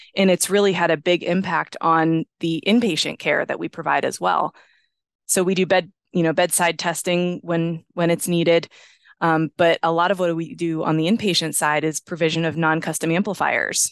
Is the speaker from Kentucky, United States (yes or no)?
no; Johnstown, Pennsylvania, United States; now in Pittsburgh, United States; I grew up in Johnstown, Pennsylvania